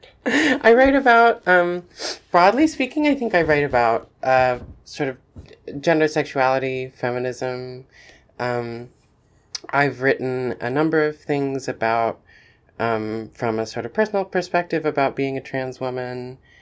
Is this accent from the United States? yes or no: yes; Asheville, North Carolina, United States; also born or lived in Chapel Hill, North Carolina; then we moved to Asheville, North Carolina, um, in the mountains. And, um, and I was there for all of, uh, for all of primary school.